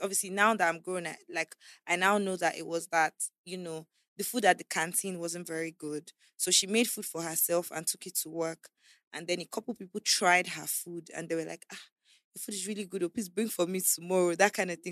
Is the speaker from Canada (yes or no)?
no; Abuja, Federal Capital Territory, Nigeria; also born or lived in Calabar; I was born in Calabar, um, I was there till I was about four or five, until I was about five years old, when they had my kid sister, Princess. Then we moved to Abuja to live with my uncle.